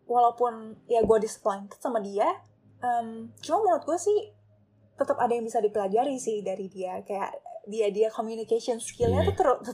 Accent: Pontianak, West Kalimantan, Indonesia; gue mau balik ke Pontianak gitu gue mau balik ke kampung halaman gue untuk um, start my career tuh di government gitu.

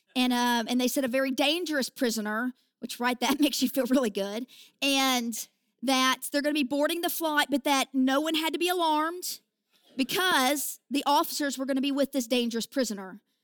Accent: southern Indiana, United States; accent: hick; also born or lived in Kentucky; I was born in Kentucky and I was raised in southern Indiana. And, you know, this accent is, uh, I actually say that it's a hick anointing

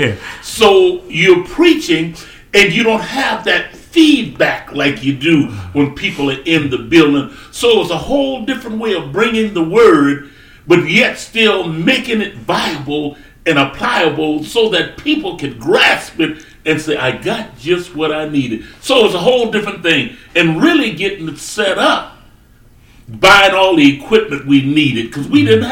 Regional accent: South Carolina, United States; moved away as an adult; I was brought up in South Carolina, brought up on a hmm. farm. I grew up there

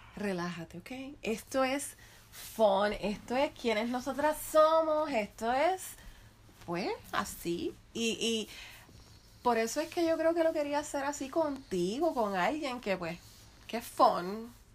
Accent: Guaynabo, Puerto Rico; first language Spanish; also born or lived in Ponce; pero yo viví todo el resto de mi vida en Guaynabo.

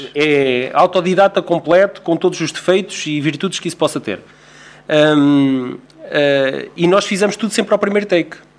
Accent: Figueira da Foz, Centro, Portugal; a aldeia de onde, eu, de onde eu sou natural, que é as Marianas

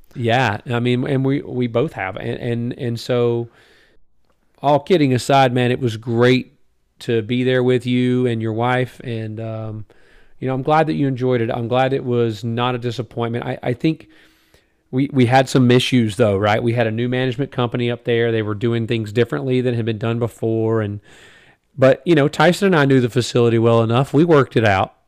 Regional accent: United States; as an American

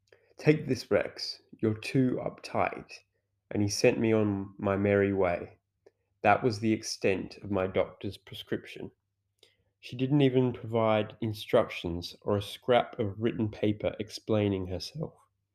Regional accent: England, United Kingdom; As I'm English, I made the educated assumption I should take it with tea.

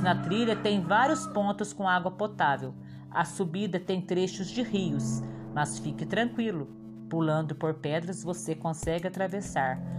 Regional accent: Aiuruoca, Minas Gerais, Brazil; Sou da cidade de Airoca, Minas Gerais

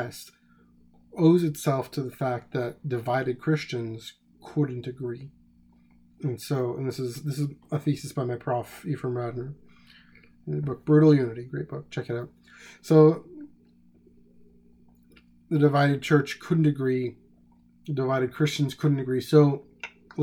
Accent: Canada; I'm Canadian

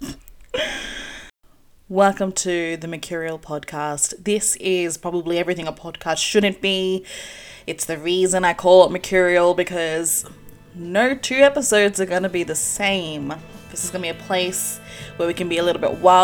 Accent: Sydney, New South Wales, Australia; I was born here in Australia in a suburb known as Lakemba

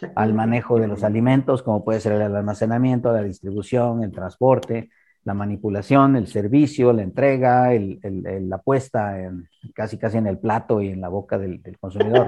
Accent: Mexico; unos cuantos mexicanos tuvimos

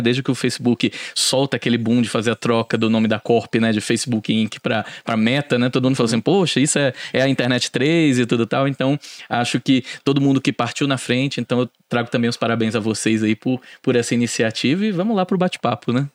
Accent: Fortaleza, Ceará, Brazil; moved away; Eu sou de Fortaleza

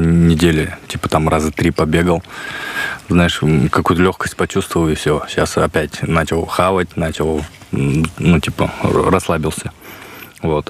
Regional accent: Buryatia, Russia; у нас самобытно достаточно для западных э, туристов

